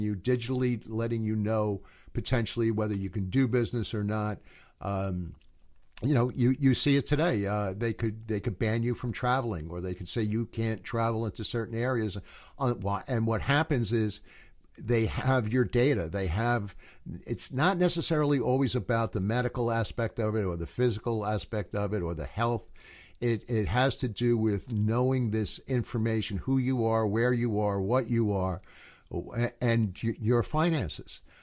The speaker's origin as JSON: {"language": "English", "country": "United States", "said": "I'm an American"}